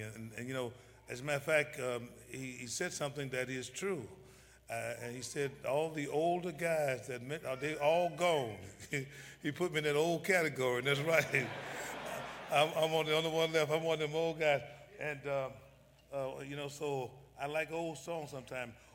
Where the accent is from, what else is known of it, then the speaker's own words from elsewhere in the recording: Memphis, Tennessee, United States; I was born in Memphis, Tennessee